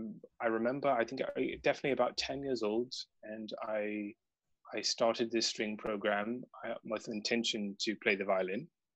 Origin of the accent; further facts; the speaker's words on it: Charleston, South Carolina, United States; moved away; Yes, I'm originally from the United States. I entirely blame my accent on my beautiful girlfriend, now fiancé. I got rid of that when I came here. But I'm originally from, I was raised in a small city called Charleston in South